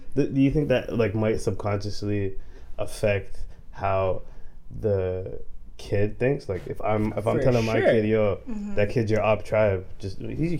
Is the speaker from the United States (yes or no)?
no; Somalia; Oh, you're from Somalia, I'm from Somalia